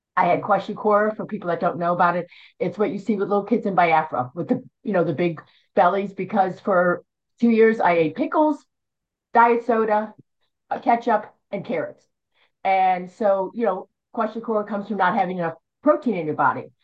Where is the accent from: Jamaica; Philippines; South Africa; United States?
United States; outside Philadelphia, Pennsylvania; moved away; I'm from Philly, well outside Philly